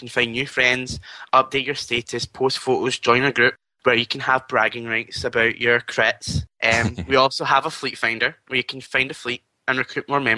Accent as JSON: {"language": "English", "region": "Scotland", "country": "United Kingdom", "said": "I am Scottish"}